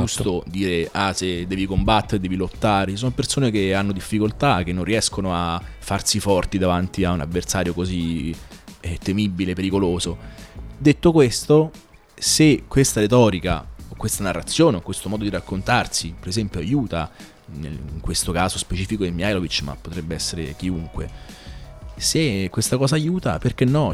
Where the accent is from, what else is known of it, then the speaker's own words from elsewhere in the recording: Rome, Lazio, Italy; now in Bologna, Italy; io sono nato e cresciuto a Roma